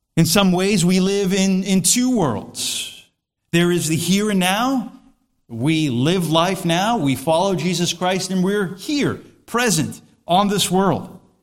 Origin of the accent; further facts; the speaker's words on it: United States; I'm an American citizen